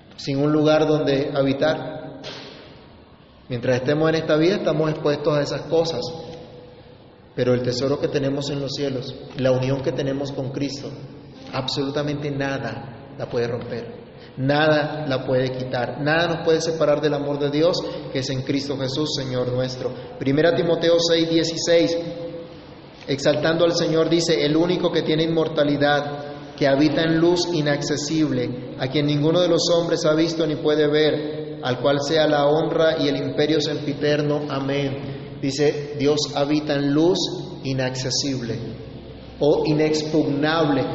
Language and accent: Spanish; Colombia; somos colombianos